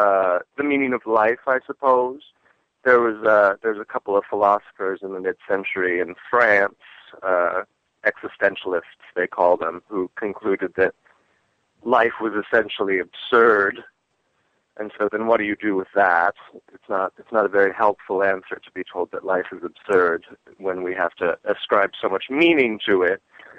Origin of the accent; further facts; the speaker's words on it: Washington, District of Columbia, United States; also born or lived in Great Falls, Virginia; now in Los Angeles, United States; I'm from Washington. Where were you born? Well, I was born in a little town outside of D.C. called Great Falls, Virginia.